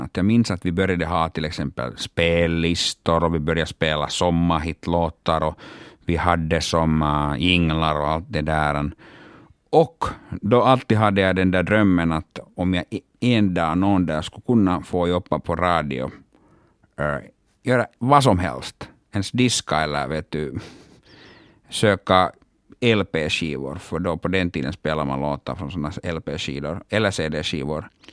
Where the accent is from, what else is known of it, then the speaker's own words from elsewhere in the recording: Oulu, North Ostrobothnia, Finland; first language Finnish; Swedish is a second language; moved away; jag är hemma från Uleåborg och jag måste alltså tillbringa alla mina sommardagar där hemma i Uleåborg